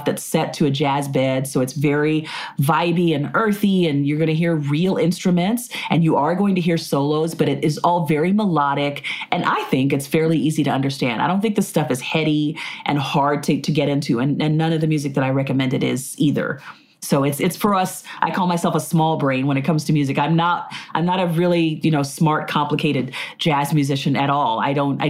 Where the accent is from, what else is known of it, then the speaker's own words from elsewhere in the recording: Tulsa, Oklahoma, United States; moved away; also born or lived in Nashville / New York / Philadelphia; my hometown in Tulsa